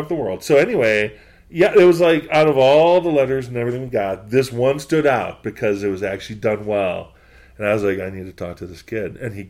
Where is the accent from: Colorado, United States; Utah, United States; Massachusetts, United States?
Massachusetts, United States; Boston; I'm from New England. I'm from Boston.